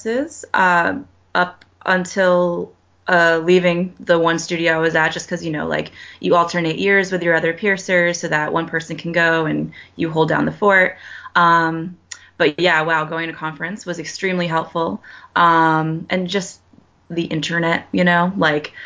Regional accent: Connecticut, United States; born or raised there; moved away as an adult

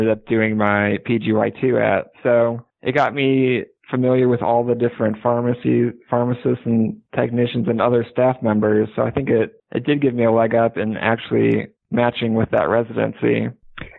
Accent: Cleveland, Ohio, United States; moved away as an adult; also born or lived in Indianapolis, Indiana / South Bend, Indiana; I grew up in Cleveland, Ohio

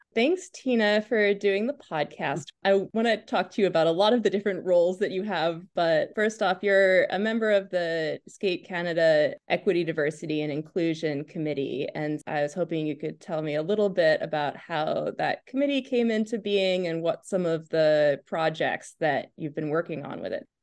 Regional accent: United States; as an American

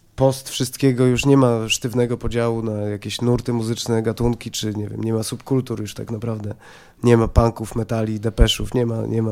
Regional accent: Poland; jestem z Polski, jestem Polakiem

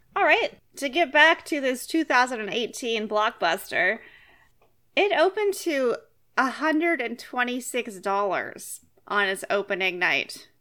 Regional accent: Fresno, California, United States; I grew up there

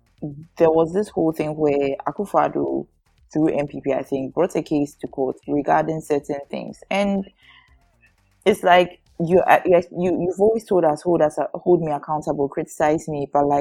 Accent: Ghana; as a Ghanaian business owner, first time business owner, I am told that I have tax reliefs

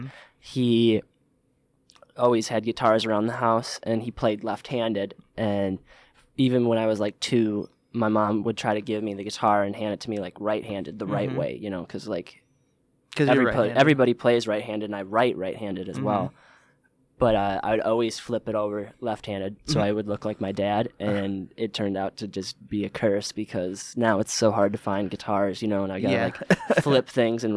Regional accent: Oxford, Michigan, United States; also born or lived in Swartz Creek, Michigan / Hazel Park, Michigan; I moved to Oxford and lived there until I was 18

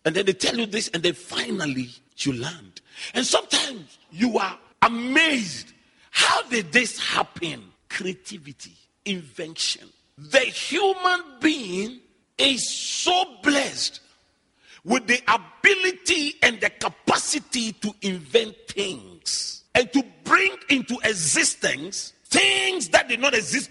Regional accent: Accra, Greater Accra, Ghana; I grew up in Adabraka, so all my childhood memories are there.

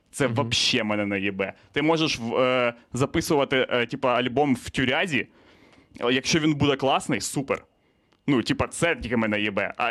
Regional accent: Ukraine; Я з України, блять, репер.

